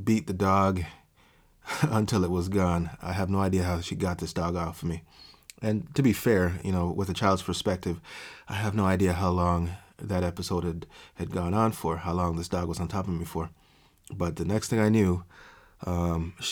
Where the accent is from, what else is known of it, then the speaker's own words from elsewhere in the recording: Jamaica; I grew up in Jamaica